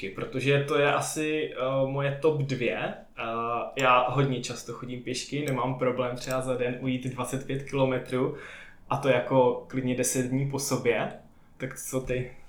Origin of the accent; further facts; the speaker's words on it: Bohemia, Czechia; pocházím z Čech, kde nemáme